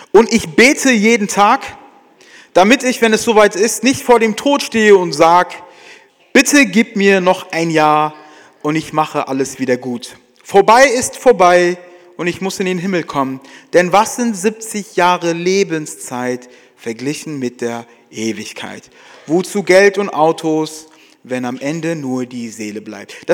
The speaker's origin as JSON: {"language": "German", "town": "Frankfurt", "region": "Hesse", "country": "Germany", "said": "Ja, keiner campt für immer. Ja, jedenfalls wir als Frankfurter, ja, sondern es geht immer wieder zurück nach Hause."}